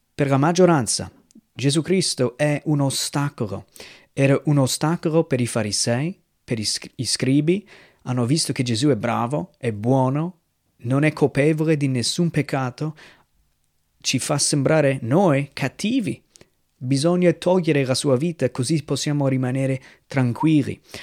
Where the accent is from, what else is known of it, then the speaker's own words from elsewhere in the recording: United States; moved away; nel mio paese, negli Stati Uniti